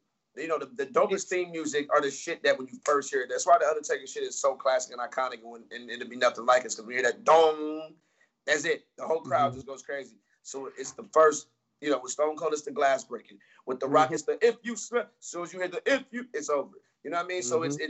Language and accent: English; Atlanta, Georgia, United States; I'm from Atlanta.